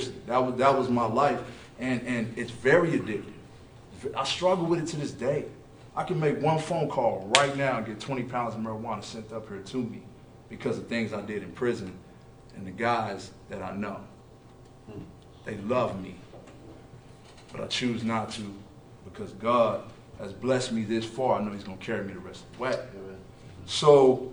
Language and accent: English; Oklahoma City, Oklahoma, United States; I'm from Oklahoma City